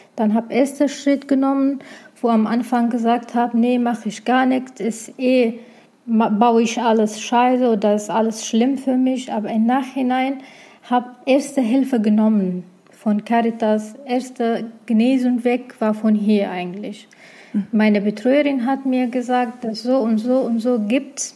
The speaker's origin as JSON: {"language": "German", "country": "Iraq", "second_language": "German", "moved": "as an adult", "lives_now": "Germany", "said": "ich bin aus dem Irak, habe geflüchtet, nach Deutschland gekommen"}